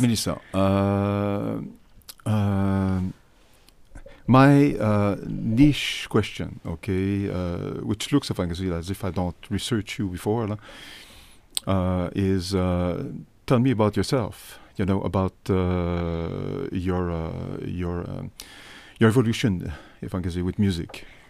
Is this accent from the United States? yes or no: no; Canada; I'm from Canada.